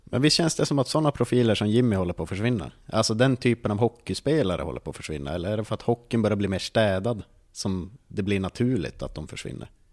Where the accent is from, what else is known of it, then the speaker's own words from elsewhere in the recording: Norrland, Sweden; jag är ensam ur norrlänning